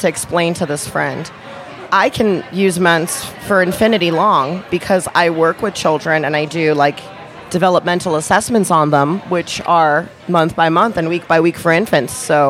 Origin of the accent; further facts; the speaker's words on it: New York City, New York, United States; now in Prescott, United States; In the Bronx. The Bronx.